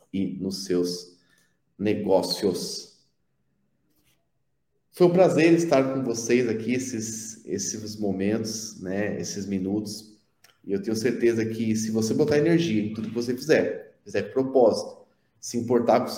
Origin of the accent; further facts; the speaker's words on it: São Paulo, Brazil; now in interior of São Paulo, Brazil; Na verdade, eu sou, eu sou da capital de São Paulo, só